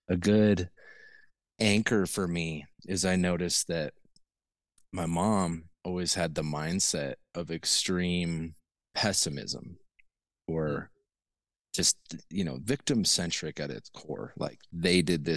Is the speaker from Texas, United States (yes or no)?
no; Taos, New Mexico, United States; also born or lived in Bozeman, Montana; I grew up in northern New Mexico in the Taos area